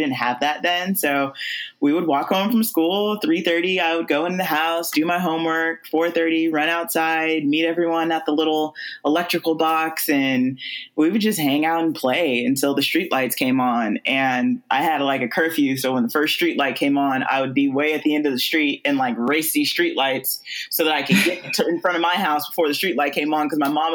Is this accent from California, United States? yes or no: yes; California, United States; I am from California, born and raised